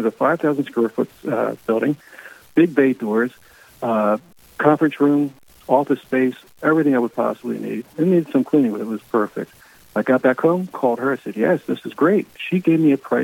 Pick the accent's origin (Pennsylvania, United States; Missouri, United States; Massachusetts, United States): Pennsylvania, United States; Philadelphia; moved away as an adult; now in New Jersey, United States; My wife and I grew up. We were raised in the Philadelphia Archdiocese. We moved to just outside Philly into New Jersey when we married